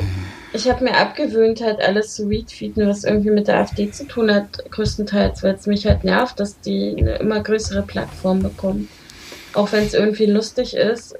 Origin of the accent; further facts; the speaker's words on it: Berlin, Germany; ich komme ja tatsächlich aus Prenzlauer Berg. Also ich bin ja da aufgewachsen